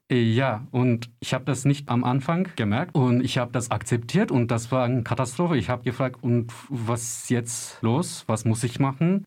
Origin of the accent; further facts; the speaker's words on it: Turkey; German is a second language; now in Germany; ich viele Freunde und meine Familie in der Türkei haben